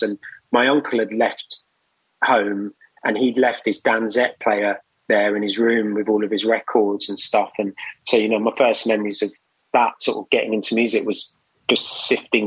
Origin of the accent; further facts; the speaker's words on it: London, United Kingdom; I grew up in West London